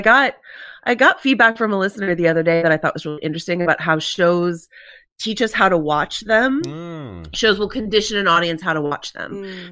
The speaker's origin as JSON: {"language": "English", "country": "United States", "accent": "American", "said": "my American accent"}